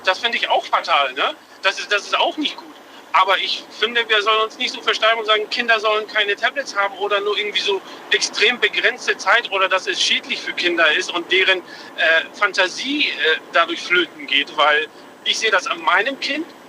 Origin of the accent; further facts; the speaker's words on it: Lindau, Bavaria, Germany; eigentlich aus Lindau, bin aber quer durch Deutschland gerade unterwegs. Lindau am Bodensee.